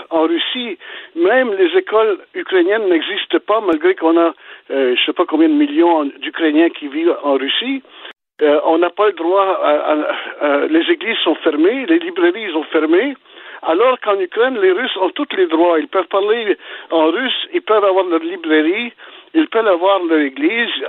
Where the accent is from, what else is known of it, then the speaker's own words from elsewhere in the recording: Belgium; now in Canada; Je suis né en Belgique